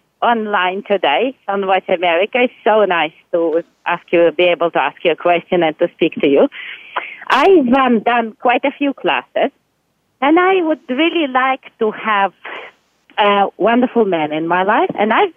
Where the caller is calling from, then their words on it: Australia; I'm coming from Australia.